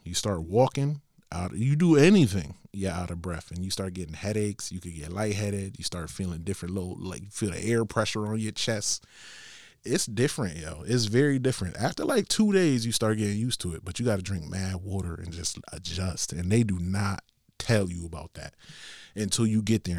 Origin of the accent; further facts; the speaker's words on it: Bridgeport, Connecticut, United States; I come from Bridgeport, Connecticut